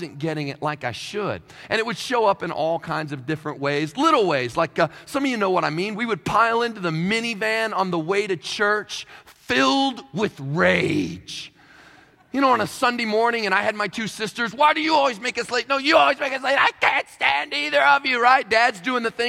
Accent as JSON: {"language": "English", "region": "Kentucky", "country": "United States", "moved": "yes", "lives_now": "Queens, New York, United States", "said": "I'm originally from Kentucky"}